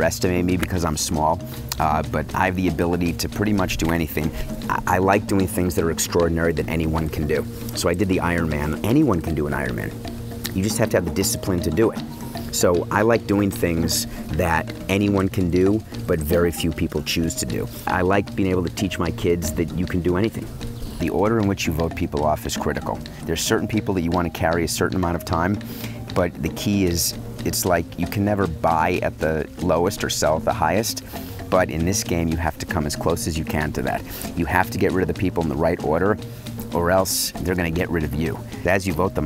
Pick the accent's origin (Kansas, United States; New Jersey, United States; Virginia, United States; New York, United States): New York, United States; New York City; now in Fort Lauderdale, United States; I'm a city boy, I grew up in New York City